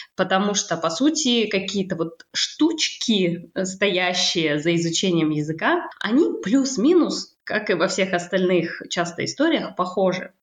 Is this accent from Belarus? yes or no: no; Kazakhstan; moved away as an adult; now in France; Я родилась э, в Казахстане, и там же я училась э, на переводчика